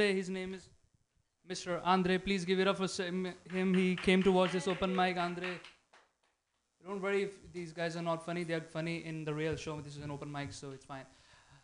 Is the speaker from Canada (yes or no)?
no; India; now in San Francisco, United States; Me being Indian brown